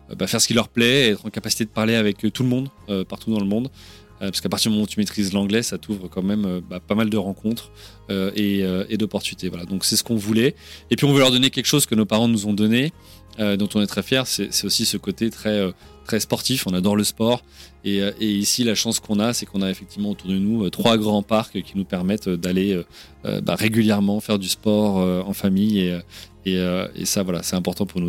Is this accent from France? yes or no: yes; Orléans, Centre-Val de Loire, France; moved away as an adult; now in England, United Kingdom; tous les deux, on est originaire d'Orléans ou d'à côté